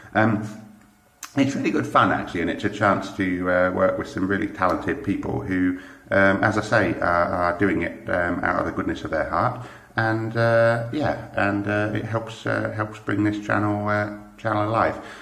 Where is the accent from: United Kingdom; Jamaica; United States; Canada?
United Kingdom; accent: British; moved away as an adult; now in Germany; I currently live in Germany, but as you can probably tell from the accent, I'm British